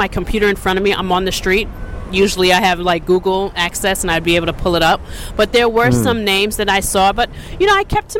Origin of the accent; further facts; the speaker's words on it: Long Island, New York, United States; I'm originally from Long Island